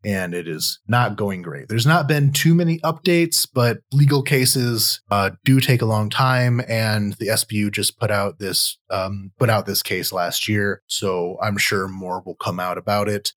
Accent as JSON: {"language": "English", "region": "Michigan", "country": "United States", "said": "I'm from Michigan in the US"}